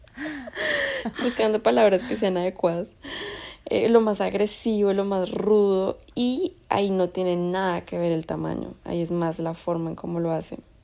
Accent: Colombia; yo soy de Colombia.

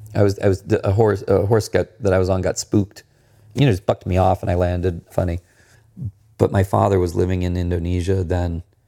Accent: Maryland, United States; I grew up near the Chesapeake Bay

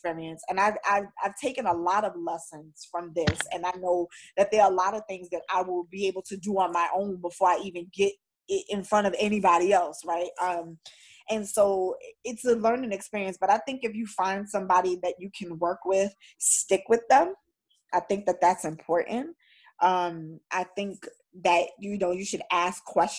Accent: New York City, New York, United States; I'm a New Yorker

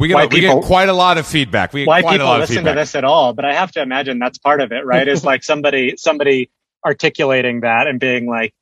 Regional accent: Los Angeles, California, United States; now in New York, United States; I grew up in the South Bay, so Redondo Beach, Manhattan Beach

